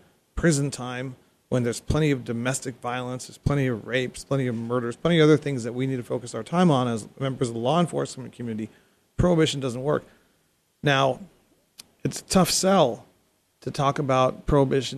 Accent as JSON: {"language": "English", "country": "United States", "said": "I'm also an American"}